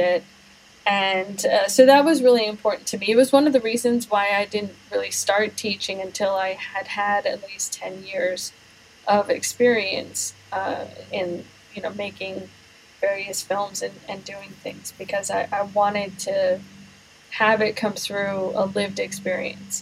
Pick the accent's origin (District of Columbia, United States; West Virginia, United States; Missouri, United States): District of Columbia, United States; Washington; now in Houston, United States; I grew up in the Washington D.C. area, uh, so I'm not local to Houston where I am now.